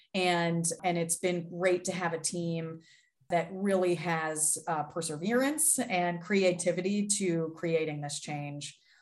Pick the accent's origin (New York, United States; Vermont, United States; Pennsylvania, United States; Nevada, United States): Pennsylvania, United States; Pittsburgh; I was born and raised in Pittsburgh, Pennsylvania